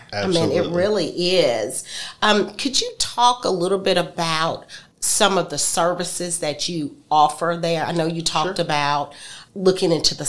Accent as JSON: {"language": "English", "region": "Georgia", "country": "United States", "tie": "born or raised there", "moved": "yes", "lives_now": "Alabama, United States", "said": "I am a Georgia peach, born and raised in Georgia."}